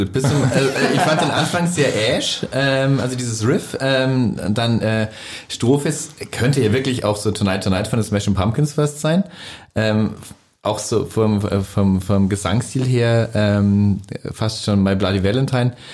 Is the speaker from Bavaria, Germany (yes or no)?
yes; Bavaria, Germany; Sag ich als Bayer.